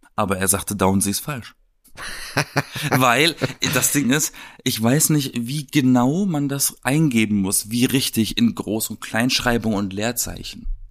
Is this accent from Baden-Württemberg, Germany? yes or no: yes; Baden-Baden, Baden-Württemberg, Germany; moved away as an adult; also born or lived in Wedding, Berlin; now in Berlin, Germany; Und ich komme ja aus Baden-Baden